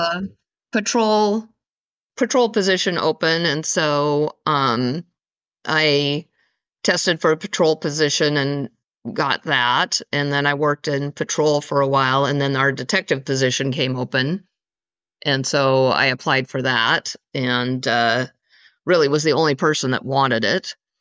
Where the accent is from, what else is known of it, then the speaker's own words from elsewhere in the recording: eastern Washington State, United States; also born or lived in East Coast, United States; I was born on the East Coast and there until I was around five years old, and then my family moved to the West Coast area-ish. I mean, we're really on the eastern side of Washington State